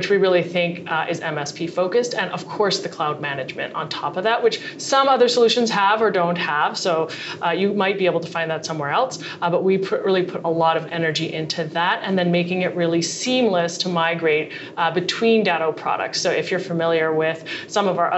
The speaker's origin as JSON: {"language": "English", "town": "Montreal", "region": "Quebec", "country": "Canada", "tie": "born or raised there", "moved": "as an adult", "lives_now": "Boston, United States", "said": "I grew up in Montreal and I have a computer engineering degree, and I moved to Boston a while ago"}